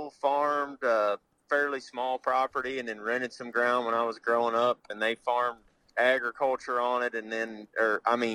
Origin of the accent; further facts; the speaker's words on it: Paris, Missouri, United States; I'm from Northeast Missouri. I grew up in a little town called Paris. Okay. Uh, with about 900 people in it. I graduated high school with 38